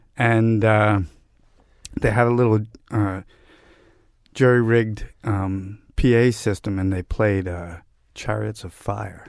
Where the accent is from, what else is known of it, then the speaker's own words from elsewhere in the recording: New York City, New York, United States; I grew up in Park Slope in Brooklyn